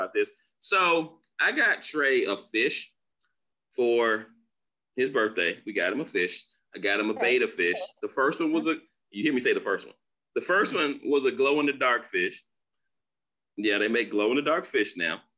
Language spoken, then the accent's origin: English; Florida, United States; moved away; I'm from Florida. So yeah, definitely heat and humidity down there